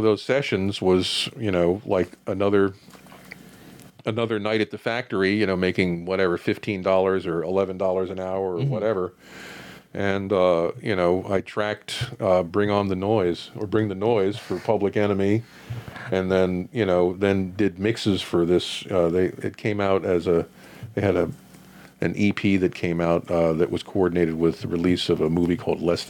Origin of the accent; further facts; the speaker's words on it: Wilton, Connecticut, United States; in Wilton, Connecticut.